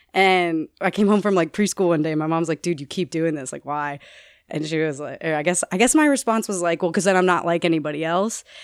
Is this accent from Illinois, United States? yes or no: yes; Naperville, Illinois, United States; when I was seven years old, I was living in Naperville, Illinois